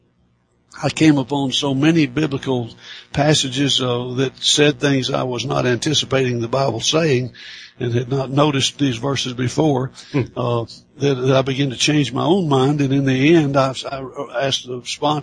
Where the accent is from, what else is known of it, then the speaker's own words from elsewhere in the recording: Athens, Alabama, United States; my hometown of Athens, Alabama